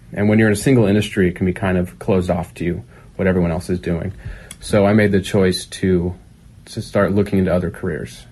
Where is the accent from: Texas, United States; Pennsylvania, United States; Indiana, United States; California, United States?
California, United States; Pleasanton; moved away; also born or lived in San Diego / Los Angeles; I grew up in Northern California in the East Bay in a small town called Pleasanton